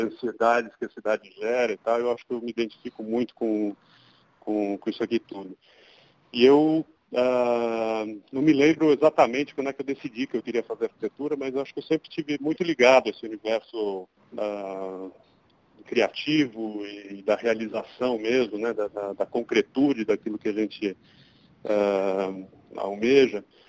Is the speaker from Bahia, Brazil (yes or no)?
no; São Paulo, Brazil; nasci em São Paulo, sempre morei aqui em São Paulo